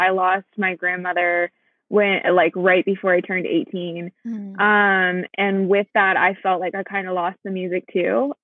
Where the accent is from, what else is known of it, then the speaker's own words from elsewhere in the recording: Houston, Texas, United States; also born or lived in Austin, Texas; I am from Houston, Texas. I'm currently kind of stranded in the Austin area